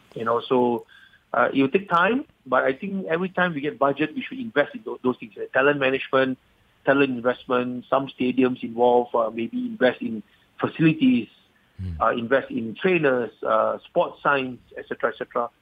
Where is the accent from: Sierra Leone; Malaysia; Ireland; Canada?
Malaysia; being a Malaysian patriot